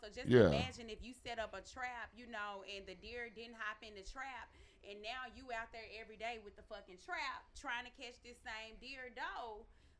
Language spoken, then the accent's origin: English; the South, United States; I'm from the South. I'm a Southern Belle. So, I mean, I definitely think that, like, dating in New York is, like, something, like, completely different from down South, even though I haven't been there in a while.